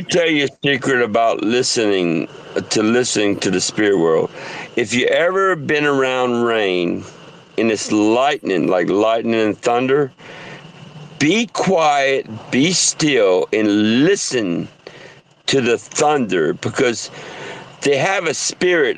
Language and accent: English; southern Louisiana, United States; moved away; louisiana i'm french